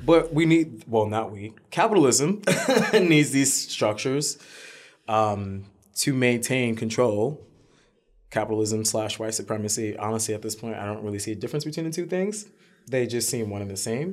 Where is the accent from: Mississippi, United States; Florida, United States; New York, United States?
New York, United States; New York City; we grew up in Harlem when Harlem was a terrible neighborhood